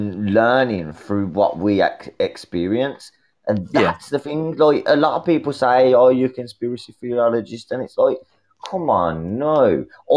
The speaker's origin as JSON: {"language": "English", "town": "Birmingham", "region": "West Midlands", "country": "United Kingdom", "said": "I'm from England, I'm from Birmingham"}